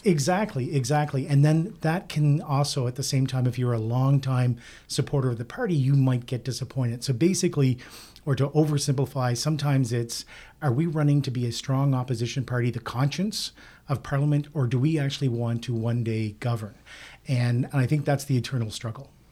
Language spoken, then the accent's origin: English; Nova Scotia, Canada; I'm from Nova Scotia, where an N D P government actually succeeded